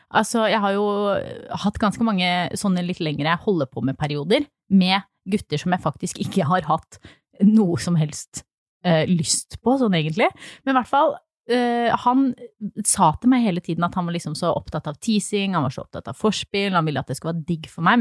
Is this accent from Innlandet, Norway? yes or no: yes; Flisa, Innlandet, Norway; moved away; fra Flisa, som er altså der jeg kommer fra